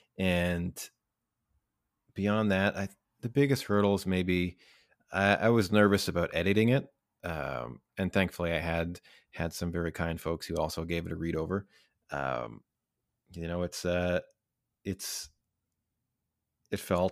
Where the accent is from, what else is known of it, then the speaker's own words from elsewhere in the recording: Lac La Biche, Alberta, Canada; also born or lived in Kootenays; now in Vancouver, Canada; I am originally from Northern Alberta, Lac La Biche, Alberta.